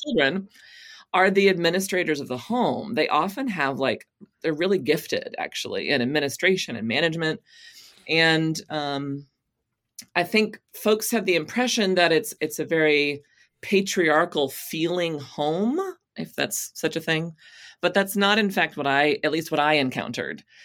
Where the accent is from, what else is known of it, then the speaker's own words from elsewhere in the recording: Texas, United States; moved away; I came to faith as a teenager in a Southern Baptist church in Texas